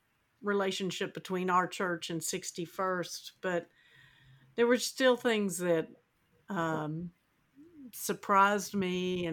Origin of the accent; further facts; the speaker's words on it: the South, United States; I'm from the South